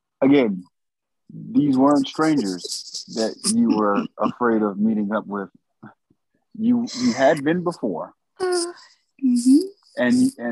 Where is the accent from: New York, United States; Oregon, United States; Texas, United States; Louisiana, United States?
New York, United States; I'm from New York